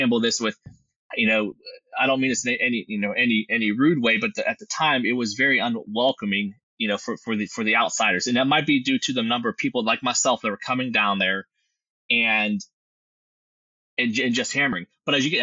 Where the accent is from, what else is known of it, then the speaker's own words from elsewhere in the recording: Western Pennsylvania, United States; moved away as an adult; also born or lived in Midland, Texas; now in Nashville, United States; born and raised in Western Pennsylvania